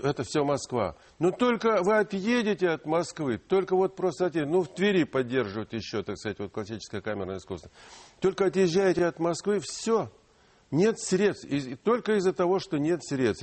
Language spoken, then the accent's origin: Russian; Donbas, Ukraine; first language Ukrainian; Russian is a second language; now in Russia; Я родился в Донбассе, в Украине. мой родной язык, я учился в украинской школе.